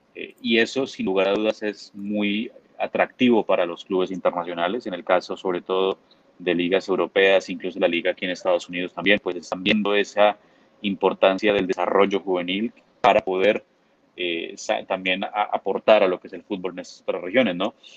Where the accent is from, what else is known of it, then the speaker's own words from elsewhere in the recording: Bogotá, Colombia; nací en Bogotá